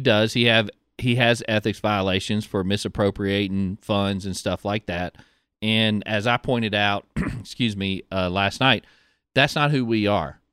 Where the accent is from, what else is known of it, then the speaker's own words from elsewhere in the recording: Pascagoula, Mississippi, United States; I grew up in Pascagoula